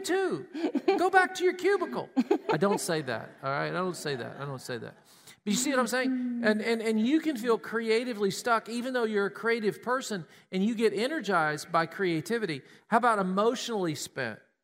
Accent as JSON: {"language": "English", "region": "Tennessee", "country": "United States", "tie": "born or raised there", "said": "We grew up in Tennessee."}